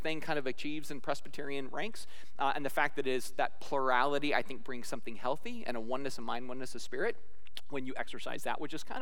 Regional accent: Scotland, United Kingdom; I'm Scottish

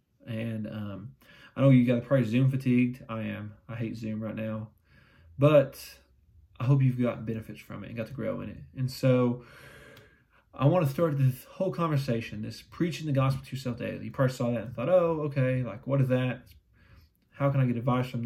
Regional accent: London, Kentucky, United States; I grew up in London, Kentucky. A very small town in Eastern Kentucky.

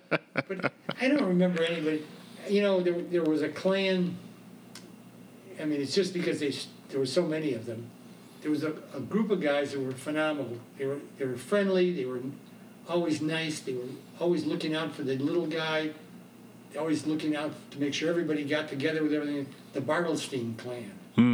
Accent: Chicago, Illinois, United States; now in Atlanta, United States; when I grew up in Chicago

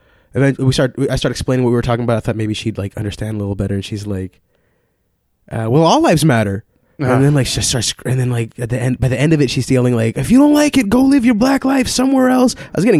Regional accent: Austin, Texas, United States; Yeah, I was born in Austin.

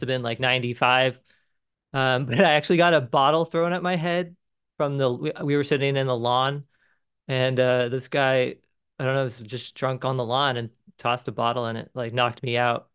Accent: Mission Viejo, California, United States; now in Cincinnati, United States; I'm originally from Mission Viejo, California, and, um, grew up in, like, a suburban sprawl

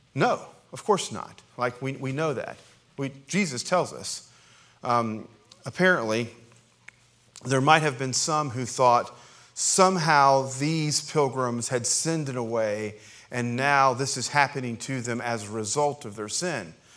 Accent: Appalachia, United States; as an Appalachian American

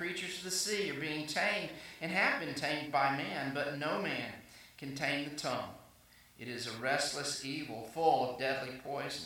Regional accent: South Arkansas, United States; moved away as an adult; also born or lived in Waxahachie, Texas / South Carolina / Jackson, Mississippi / Florida; now in Texas, United States; I grew up in South Arkansas

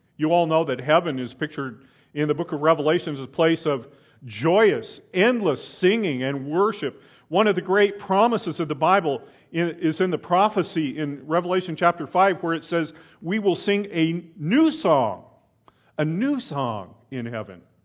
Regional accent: United States; as an American

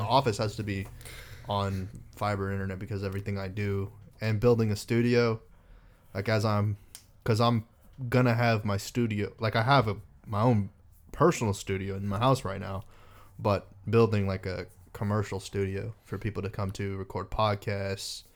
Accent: Texas, United States; also born or lived in Reno, Nevada; I was born in Reno, uh, moved to Texas when I was eight years old

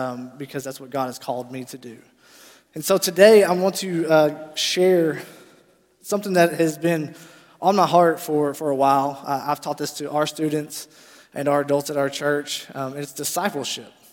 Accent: Paragould, Arkansas, United States; I am from Paragould, Arkansas, born and raised there

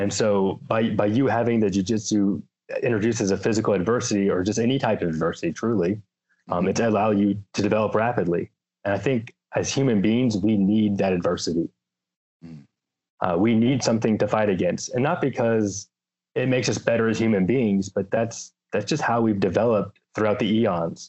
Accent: Lumpkin County, Georgia, United States; moved away as an adult; now in Washington, United States; So I grew up in Georgia. I grew up in Lumpkin County

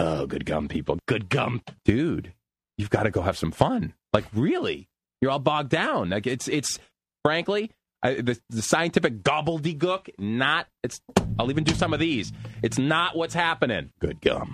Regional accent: United States; I'm American

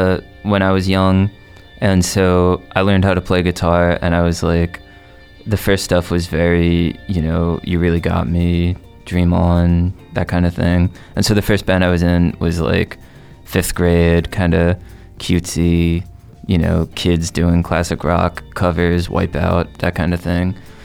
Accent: New Jersey, United States; I'm from Jersey.

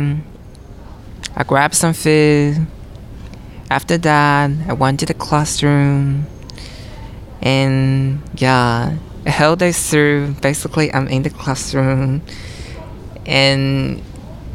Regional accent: Nanjing, Jiangsu, China; moved away as an adult; I'm from Nanjing, China

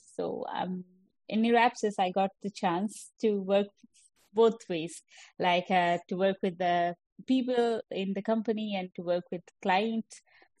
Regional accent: India; moved away as an adult; also born or lived in Leicester, United Kingdom; now in Perth, Australia; Okay, so I was born and brought up in India for 20 years.

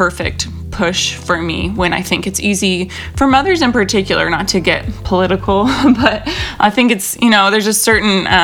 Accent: Pacific Northwest, United States; also born or lived in Los Angeles; now in Portland, United States; I'm from the Northwest originally as well.

